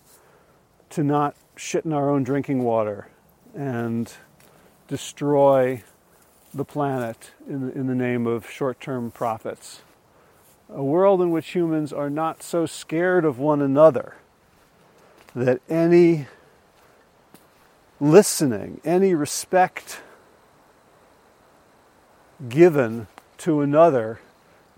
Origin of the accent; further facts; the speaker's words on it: New Jersey, United States; where I grew up in North Jersey